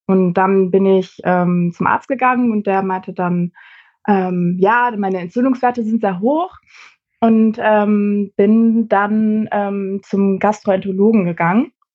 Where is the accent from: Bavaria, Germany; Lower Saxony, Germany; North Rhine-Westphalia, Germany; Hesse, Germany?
Lower Saxony, Germany; Celle; now in Hamburg, Germany; wohne mittlerweile in Hamburg, komme aber ursprünglich aus äh, Celle.